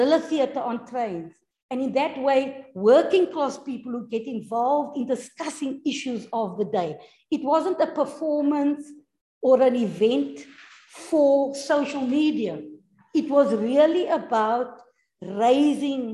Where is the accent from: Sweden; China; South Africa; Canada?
South Africa; Cape Town, Western Cape; I come from Retreat